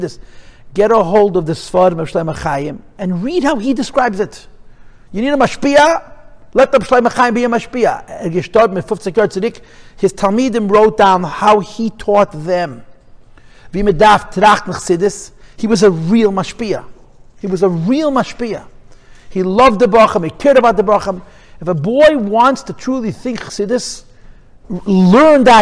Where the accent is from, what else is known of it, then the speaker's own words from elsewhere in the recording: New York City, New York, United States; I'm a Crown Heights boy. I was born and bred in Crown Heights